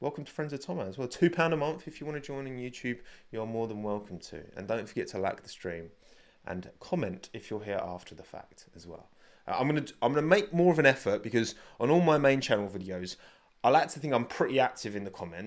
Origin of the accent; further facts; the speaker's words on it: United Kingdom; I am British